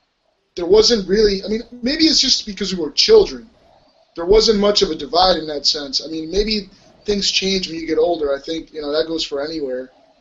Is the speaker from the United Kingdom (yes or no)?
no; Mexico City, Mexico; I grew up in La Colonia San Rafael.